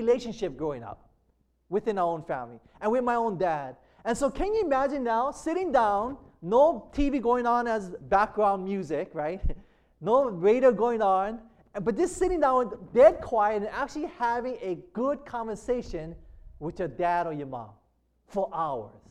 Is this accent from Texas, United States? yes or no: no; Hawaii, United States